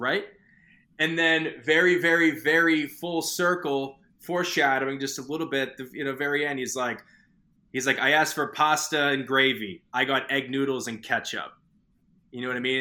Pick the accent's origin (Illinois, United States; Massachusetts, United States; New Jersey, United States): Massachusetts, United States; Boston; I grew up in Boston